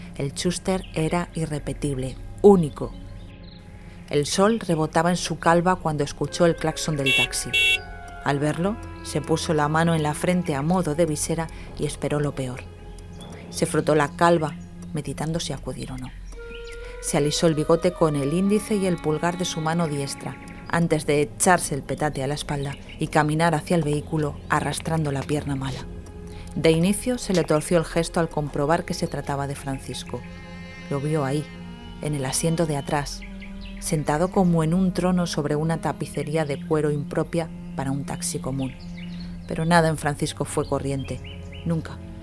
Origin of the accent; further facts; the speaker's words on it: Candasnos, Aragon, Spain; en mi pueblo, en Candasnos